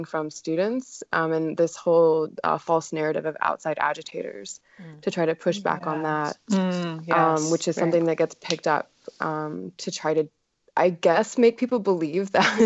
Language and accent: English; Western North Carolina, United States; also born or lived in Triangle area, North Carolina; I'm born and raised in Western North Carolina